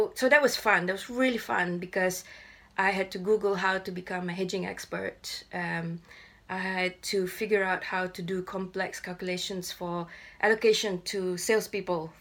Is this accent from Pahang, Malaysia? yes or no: no; Ipoh, Perak, Malaysia; moved away as an adult; now in London, United Kingdom; I grew up in Ipoh, and I'm still in touch with my school friends